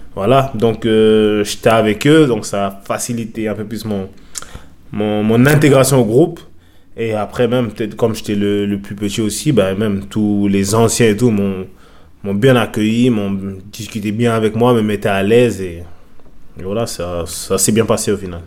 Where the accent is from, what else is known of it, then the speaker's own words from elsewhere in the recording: France; moved away as an adult; also born or lived in England; je suis français